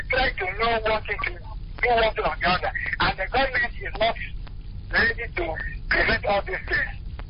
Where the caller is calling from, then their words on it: Owerri, Imo, Nigeria; I'm speaking from Oweri here.